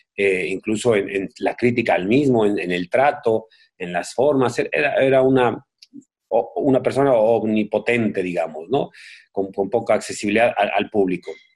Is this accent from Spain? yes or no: no; Mexico; moved away; soy un mexicano, mis hijos viven en México, mis hermanos viven en México